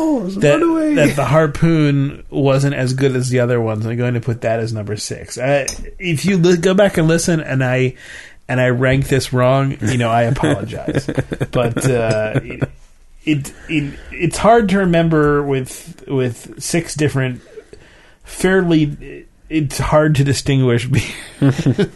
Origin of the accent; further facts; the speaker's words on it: United States; being an American